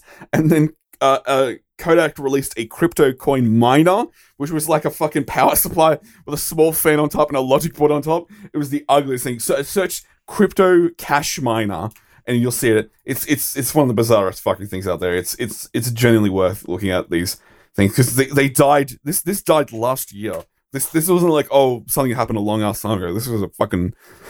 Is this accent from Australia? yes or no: yes; Australia; so as an Australian, I have to mention this.